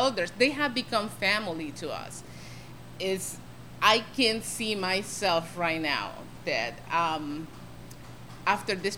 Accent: Honduras; moved away as an adult; I'm from Honduras. I'm new to this country. You know, I've been here for 23 years

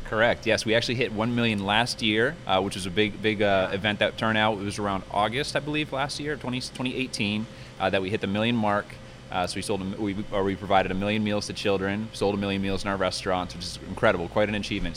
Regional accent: Fredericksburg, Virginia, United States; I was born and raised here in Fredericksburg

